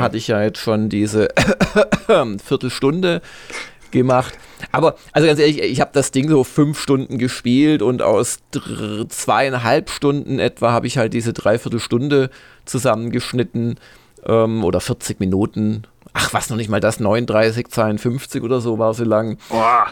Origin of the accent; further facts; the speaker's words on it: Swabia, Germany; als Schwabe